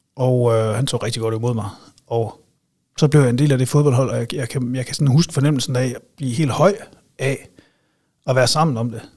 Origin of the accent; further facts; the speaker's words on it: Silkeborg, Central Denmark Region, Denmark; also born or lived in Aarhus; jeg er vokset op i øh, Nordbyen, kan man vel sige. Altså sådan Balle, Venningdal, lige derimellem